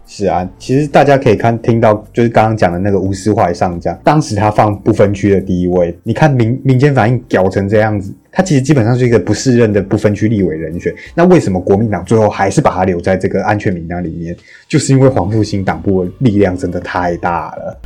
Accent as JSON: {"language": "Chinese", "country": "Taiwan"}